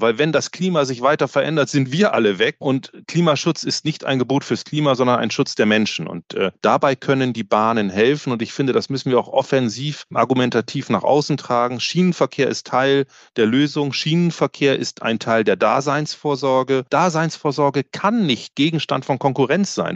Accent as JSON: {"language": "German", "country": "Germany", "tie": "born or raised there", "moved": "yes", "lives_now": "Switzerland", "said": "in Deutschland. Äh, das ist ja, wie man vielleicht hört, mein Heimatland"}